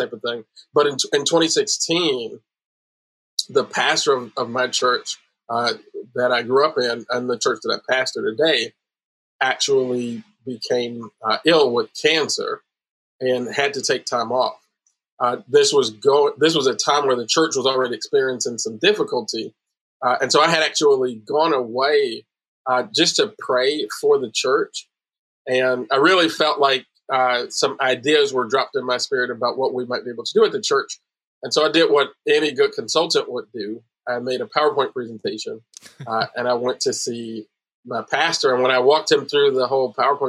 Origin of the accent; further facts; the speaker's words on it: Chicago, Illinois, United States; I grew up in Chicago